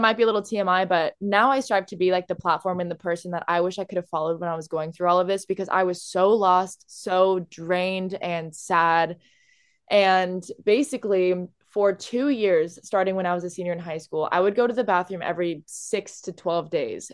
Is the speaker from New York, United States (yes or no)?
no; Orange County, California, United States; I'm from Orange County, California